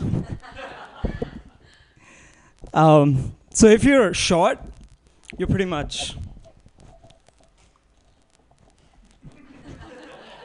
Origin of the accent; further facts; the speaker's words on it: India; now in United States; I'm Indian